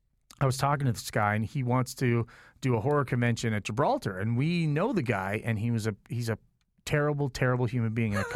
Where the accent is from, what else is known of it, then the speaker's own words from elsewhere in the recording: Toronto, Ontario, Canada; And I'm from Toronto, and I've worked with all the best in Toronto.